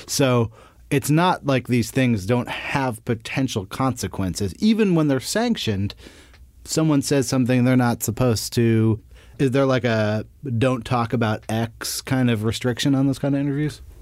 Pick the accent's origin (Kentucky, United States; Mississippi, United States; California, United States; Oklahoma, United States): California, United States; Berkeley; I'm from the Bay Area. I grew up in, uh, Berkeley